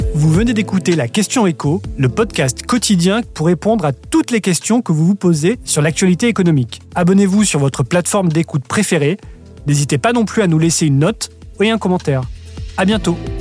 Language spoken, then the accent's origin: French; France; chez nous en France